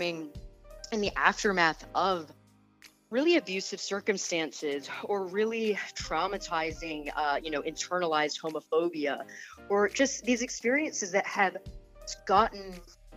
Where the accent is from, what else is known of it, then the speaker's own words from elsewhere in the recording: Atlanta, Georgia, United States; I was actually born and raised in Atlanta, Georgia